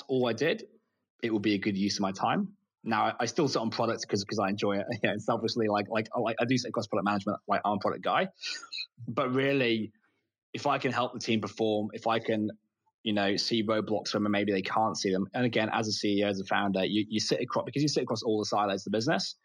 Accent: United Kingdom; moved away as an adult; also born or lived in United States; now in Australia; I'm British. I'm moved to Australia

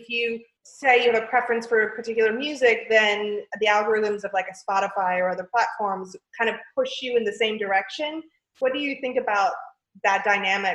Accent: San Francisco, California, United States; my hometown of San Francisco

